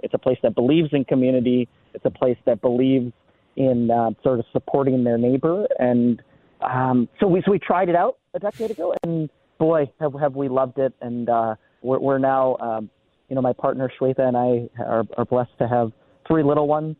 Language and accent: English; Minneapolis, Minnesota, United States; I grew up in, in the Twin Cities